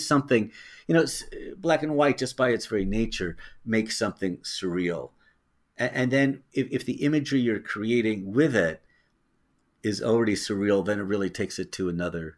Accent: Tiburon, California, United States; I grew up in Tiburon, and my dad worked for KCBS, and so that's up in the Bay Area

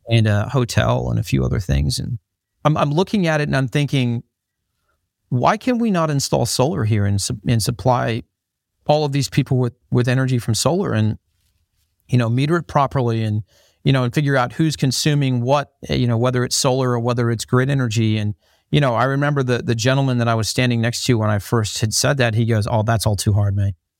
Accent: Dublin, Ohio, United States; accent: American with slight Australian twang; moved away; I grew up in the United States, grew up in, in a little town called Dublin, Ohio, in, uh, in the United States.

